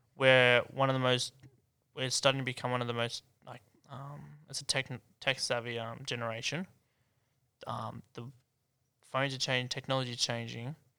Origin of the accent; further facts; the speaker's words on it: Hunter, New South Wales, Australia; now in Sydney, Australia; I'm from Hunter